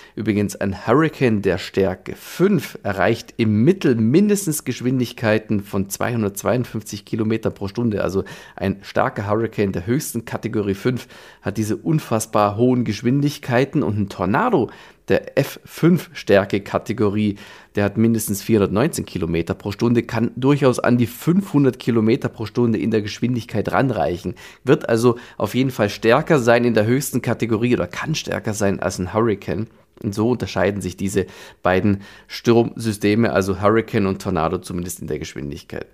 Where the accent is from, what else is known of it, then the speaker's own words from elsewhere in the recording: Germany; bei uns in Deutschland